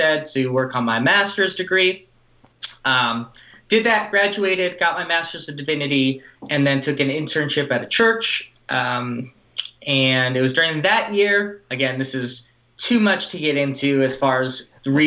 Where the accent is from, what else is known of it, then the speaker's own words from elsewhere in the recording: Los Angeles, California, United States; I grew up in the Los Angeles area